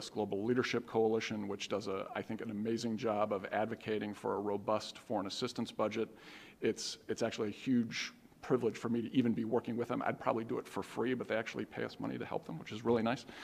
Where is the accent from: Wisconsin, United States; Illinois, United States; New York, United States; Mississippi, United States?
Illinois, United States; suburbs of Chicago; moved away; my congressman, uh, who was a guy named Henry Hyde from the suburbs of Chicago. He was my hometown congressman.